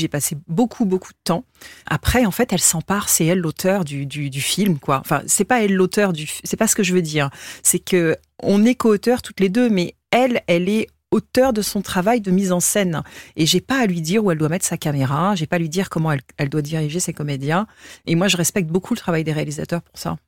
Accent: Essonne, Île-de-France, France; moi j'ai grandi dans l'Essonne

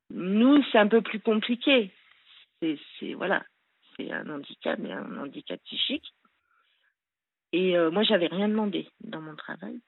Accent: Le Grand-Bornand, Auvergne-Rhône-Alpes, France; je suis née au Grand Bornand, disons à Annecy, ceux qui connaissent. Euh, donc voilà, j'ai eu euh, une enfance euh, assez super quoi, en montagne.

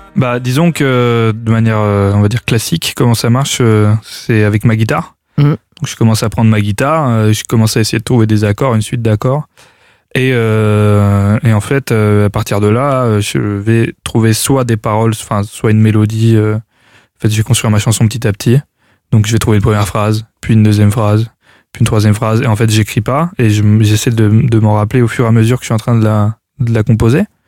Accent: Clermont-Ferrand, Auvergne-Rhône-Alpes, France; je viens de Clermont-Ferrand

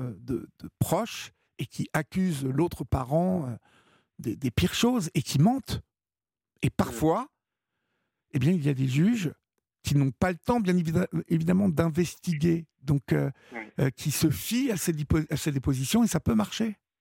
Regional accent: France; chez nous en France

